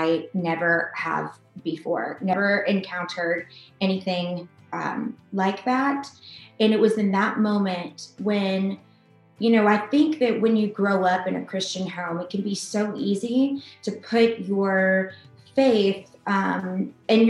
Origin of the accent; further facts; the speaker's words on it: Atlanta, Georgia, United States; I'm from Atlanta. I'm a native Atlantan